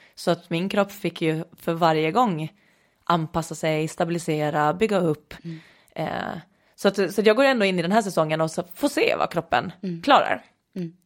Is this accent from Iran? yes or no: no; Åland, Åland Islands; accent: Åland dialect; now in Lidingö, Sweden; kommer från Åland ursprungligen, som kan höras lite på min dialekt ibland, eh, även efter många år i Sverige